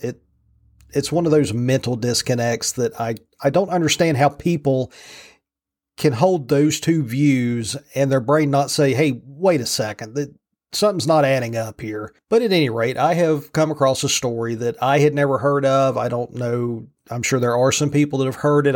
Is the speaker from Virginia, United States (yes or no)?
yes; from Roanoke west, rural Virginia, United States; I grew up on the rural side of Virginia